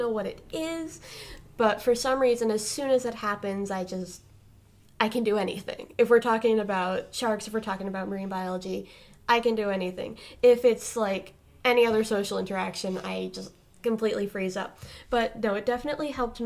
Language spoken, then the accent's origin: English; Cape Cod, Massachusetts, United States; born and raised on Cape Cod